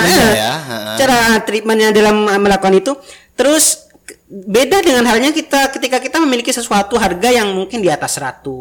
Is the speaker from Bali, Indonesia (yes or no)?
no; East Java, Indonesia; Soalnya kebanyakan kita kan orang Madura dan orang Madura di Madura sana